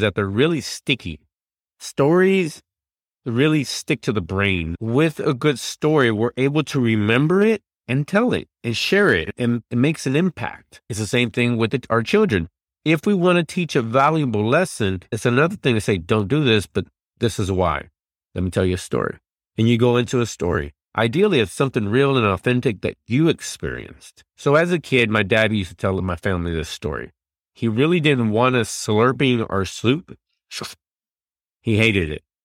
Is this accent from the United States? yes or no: yes; Dallas, Texas, United States; I'm from Dallas